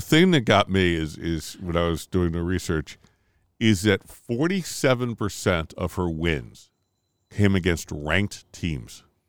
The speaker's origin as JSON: {"language": "English", "region": "Connecticut", "country": "United States", "said": "we're from Connecticut"}